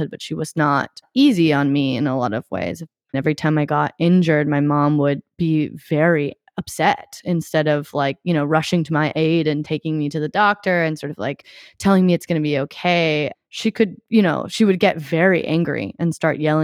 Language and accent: English; Eugene, Oregon, United States; I grew up in Eugene, Oregon, which is a small town in the Pacific Northwest